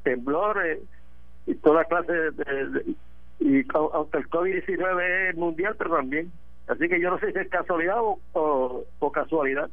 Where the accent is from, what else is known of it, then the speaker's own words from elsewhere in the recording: Dorado, Puerto Rico; now in Corozal, Puerto Rico; yo estoy viviendo en Corozal ahora, pues yo soy de Dorado, ciudad Dorado